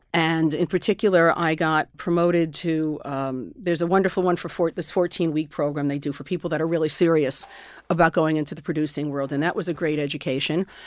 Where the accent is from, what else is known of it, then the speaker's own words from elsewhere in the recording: Westchester, New York, United States; I grew up in Westchester.